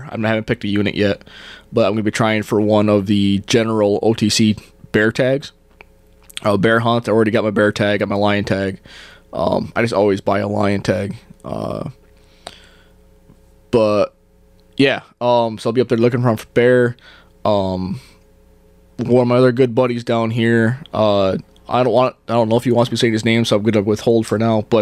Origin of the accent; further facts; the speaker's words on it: Northeast, United States; now in Arizona, United States; Um, like I said, I come from the Northeast. Uh, it's deer hunting. You know, it's deer, turkey, um, a little bit of bear hunting, and that's it.